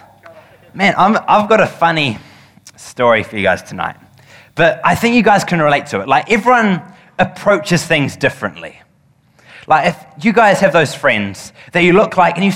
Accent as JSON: {"language": "English", "country": "New Zealand", "said": "as any Kiwi would"}